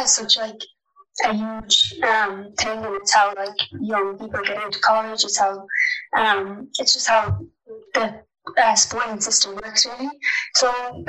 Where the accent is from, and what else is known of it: Ballinasloe, Connacht, Ireland; now in Florida, United States